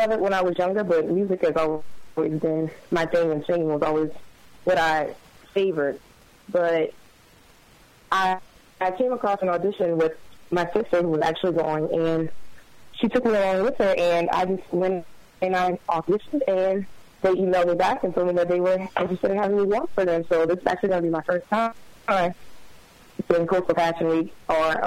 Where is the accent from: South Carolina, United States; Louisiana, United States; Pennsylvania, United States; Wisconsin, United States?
Louisiana, United States; Houma; I'm from Houma, Louisiana